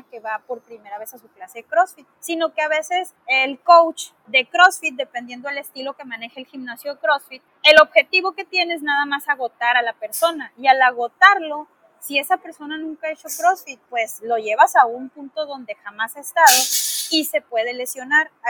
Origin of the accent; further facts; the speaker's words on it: Mexico; Y como buenos mexicanos, me ha pasado mucho